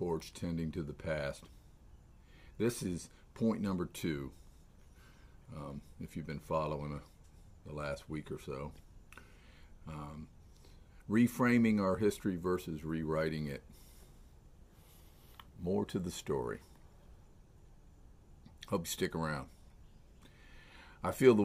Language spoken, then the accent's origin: English; Melbourne, Florida, United States; I've been teaching and coaching down here in my hometown of Melbourne, Florida